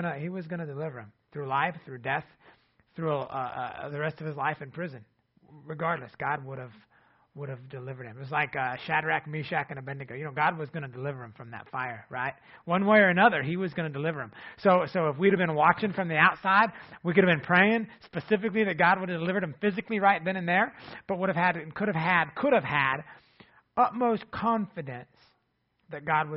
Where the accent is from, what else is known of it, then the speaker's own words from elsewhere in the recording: Ohio, United States; now in Ada, United States; our hometown where Jennifer and I grew up in Ohio